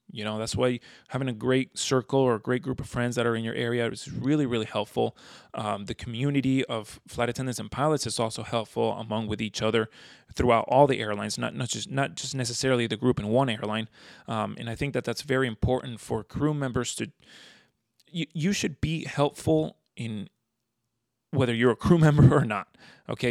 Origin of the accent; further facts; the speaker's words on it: South Florida, United States; also born or lived in Venezuela; I've grown up in South Florida